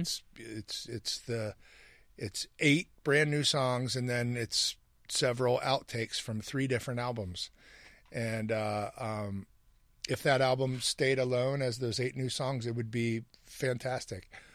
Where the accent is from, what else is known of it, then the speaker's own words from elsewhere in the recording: Hamilton, Ohio, United States; when I was a kid growing up in Hamilton, Ohio